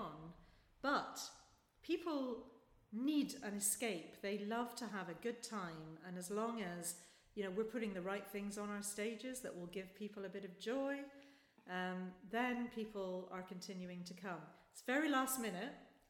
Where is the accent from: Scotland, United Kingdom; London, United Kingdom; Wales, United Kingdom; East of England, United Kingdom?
Scotland, United Kingdom; Glasgow; also born or lived in Manchester; now in Edinburgh, United Kingdom; I'm from Glasgow.